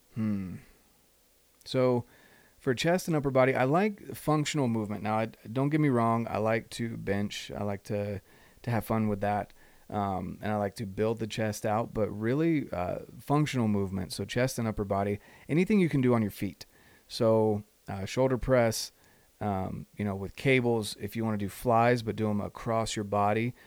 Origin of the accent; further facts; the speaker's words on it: North Carolina, United States; moved away; on the verge of moving back to North Carolina. And that's my home state. All my family's out there.